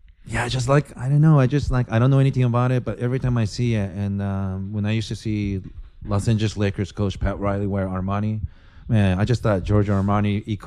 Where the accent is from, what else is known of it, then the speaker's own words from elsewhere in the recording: Japan; I think growing up in Japan, where even the food is presented in such a beautiful aesthetic ways